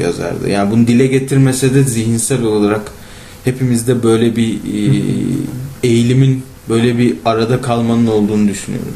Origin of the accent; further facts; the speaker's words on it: İzmir, Turkey; doğma büyüme İzmirli olduğum